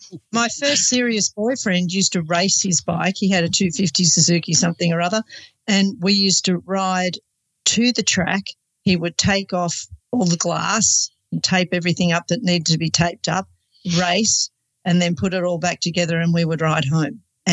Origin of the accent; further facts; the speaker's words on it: Sydney, New South Wales, Australia; I was probably about 15 and growing up in Sydney at Manly on the beach, all of my friends, part of the surf culture